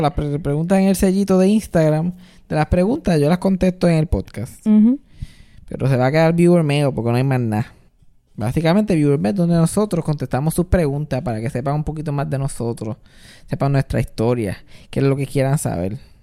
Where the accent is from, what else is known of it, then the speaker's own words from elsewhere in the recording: Puerto Rico; nosotros como puertorriqueños